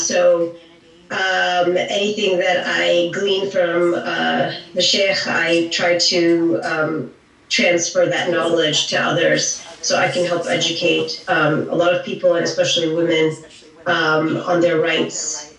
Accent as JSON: {"language": "English", "country": "Saudi Arabia", "tie": "born or raised there", "also_born_or_lived": "Massachusetts, United States", "said": "And I actually grew up in Saudi Arabia, even though I'm from Massachusetts, and I'm born to Pakistani parents."}